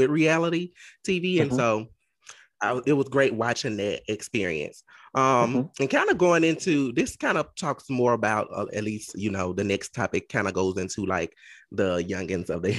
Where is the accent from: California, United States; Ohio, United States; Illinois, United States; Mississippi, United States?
Mississippi, United States; I'm from Mississippi